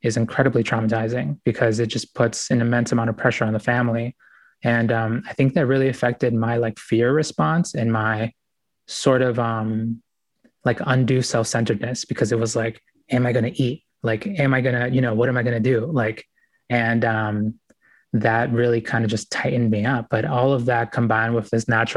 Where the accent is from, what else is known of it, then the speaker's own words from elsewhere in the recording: United States; also born or lived in Ecuador; We came here when I was about 4 years old